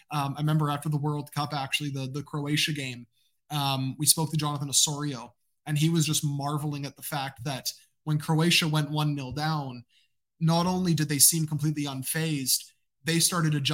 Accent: Canada; my Peruvian roots. Even though I am Canadian, I am also part Latino as well.

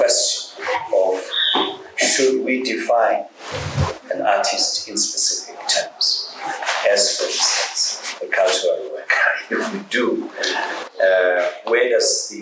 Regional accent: Johannesburg, Gauteng, South Africa; I grew up in Alex

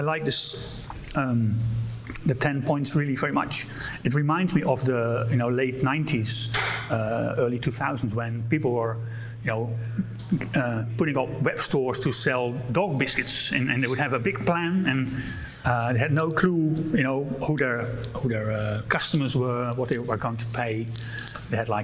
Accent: Amsterdam, North Holland, Netherlands; I'm from Amsterdam, Netherlands.

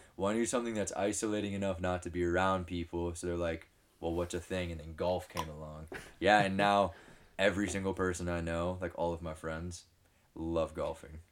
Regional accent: Southern California, United States; I was born and raised in Southern California.

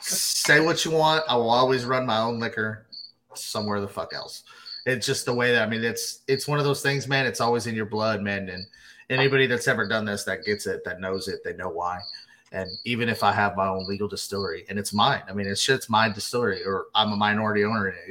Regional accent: Glen Rose, Texas, United States; now in Fort Worth, United States; that's that's my hometown essentially. I mean, that's that's where I grew up

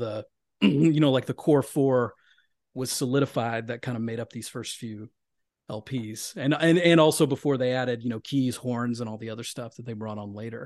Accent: Deep South, United States; moved away as an adult; now in New York City, United States; I grew up in the Deep South

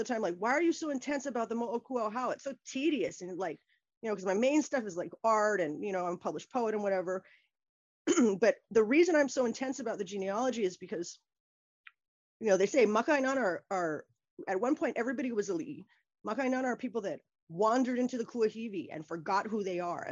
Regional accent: Kailua, Hawaii, United States; moved away as an adult; also born or lived in New York / San Francisco / Illinois / Massachusetts; I was born and raised there in Kailua

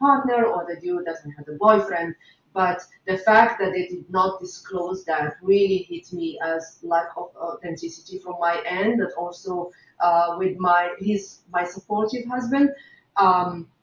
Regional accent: Morocco; moved away; also born or lived in Japan; Muslim woman who was born and bred in Morocco. So I'm a Moroccan from origin and a Japanese by nationality and citizenship.

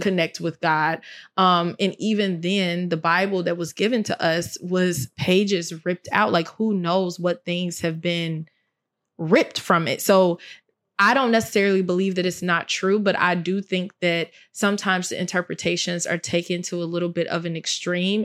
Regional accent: Chicago, Illinois, United States; I'm from Chicago

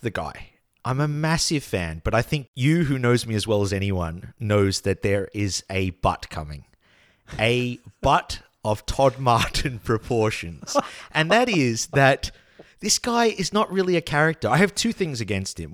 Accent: Australia; also born or lived in Denmark / Poland; as an Australian slash Dane

